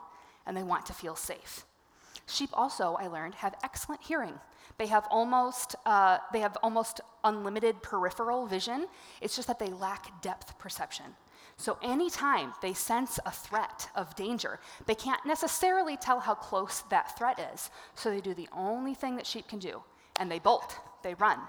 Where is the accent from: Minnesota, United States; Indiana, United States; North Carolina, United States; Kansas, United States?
Minnesota, United States; Bloomington; I am a suburban girl. I grew up in Bloomington